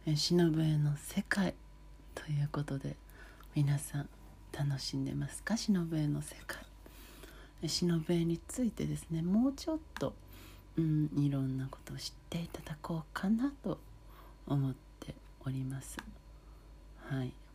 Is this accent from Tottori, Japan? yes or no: no; Hamamatsu, Shizuoka, Japan; あの静岡県のね浜松市の細井町というもうとってもローカルな場所なんですけれどもとっても自然もあり食べ物もいろいろありそしてお祭りがあるというとてもいい場所なのでそんな素敵な私の地元